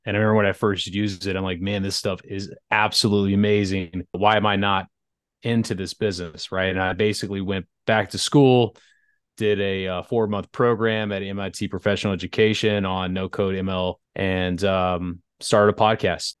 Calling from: Atlanta, Georgia, United States; I'm calling in from Atlanta, Georgia, in the U S

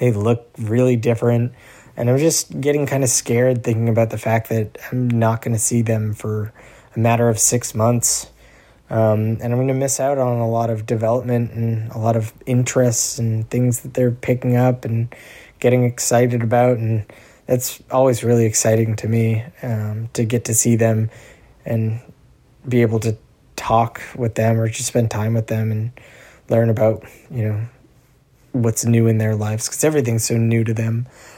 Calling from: Somerville, Massachusetts, United States; I'm checking in from Somerville, Massachusetts. I'm currently sitting in my bedroom in my apartment.

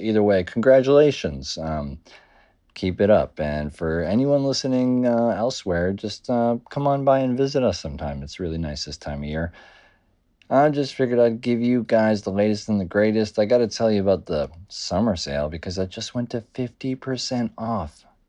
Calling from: New York City, New York, United States; I'm calling in from Rough Trade NYC. That's right, New York City.

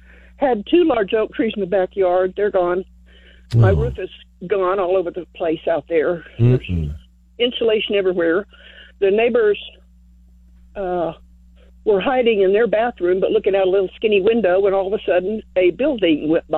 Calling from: Kingsbury, Texas, United States; I'm calling from Kingsbury, and we live on Appling Road.

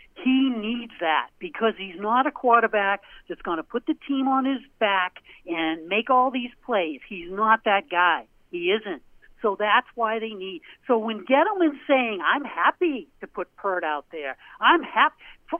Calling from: Portland, Maine, United States; from Portland, Maine.

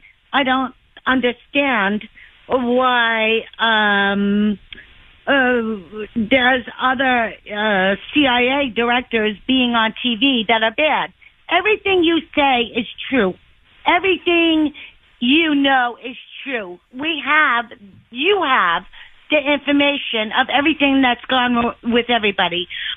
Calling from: Nissequogue, New York, United States; Hi, Sean. How are you? I'm from Nessaquag, New York.

